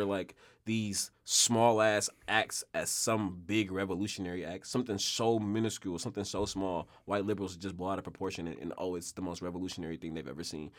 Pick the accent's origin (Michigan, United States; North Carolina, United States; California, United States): California, United States; Oakland; I'm really from here